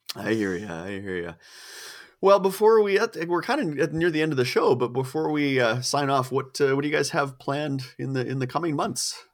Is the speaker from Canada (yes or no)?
yes; Canada; I'm a, I'm a s, a poor starving Canadian